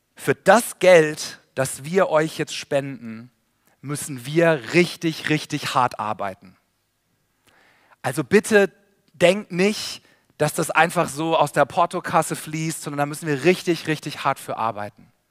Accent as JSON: {"language": "German", "town": "Karlsruhe", "region": "Baden-Württemberg", "country": "Germany", "said": "Sabine und ich, wir kommen beide aus Karlsruhe"}